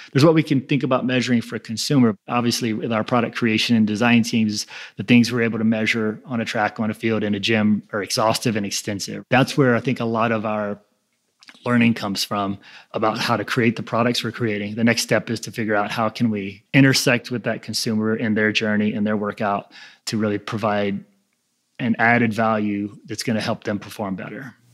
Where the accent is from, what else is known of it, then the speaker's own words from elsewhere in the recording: New Orleans, Louisiana, United States; I grew up in New Orleans